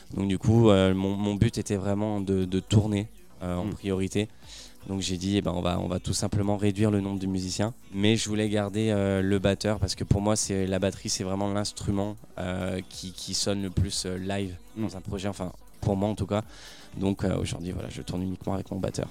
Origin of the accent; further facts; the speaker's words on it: Saint-Étienne, Auvergne-Rhône-Alpes, France; moved away as an adult; now in Paris, France; Alors, de base, je suis stéphanois, je, suis né à Saint-Étienne et ça fait un an et demi maintenant que j'habite à Paris